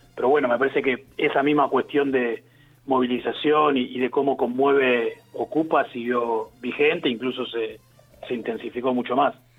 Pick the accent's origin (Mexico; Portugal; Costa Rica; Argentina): Argentina; Quilmes, Buenos Aires Province; yo soy de Quilmes